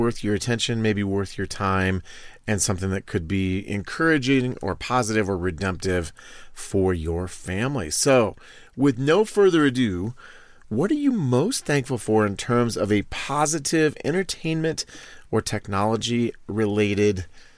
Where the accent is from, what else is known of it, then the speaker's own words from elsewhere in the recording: Iowa, United States; just meat and potatoes, buddy. I'm from Iowa. I don't need that other stuff.